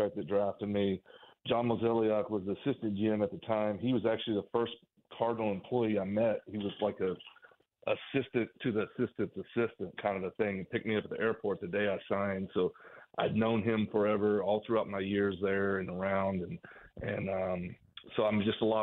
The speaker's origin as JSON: {"language": "English", "region": "Oklahoma", "country": "United States", "tie": "born or raised there", "also_born_or_lived": "Kansas", "moved": "as an adult", "said": "I was born and bred in Oklahoma. That's where I was born and raised"}